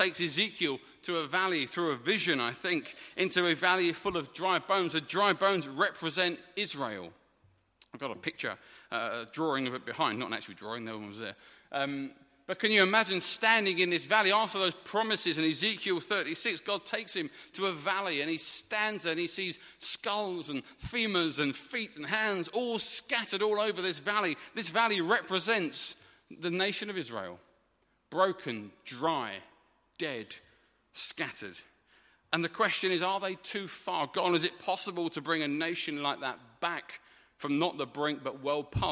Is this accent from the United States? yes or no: no; United Kingdom; as a British man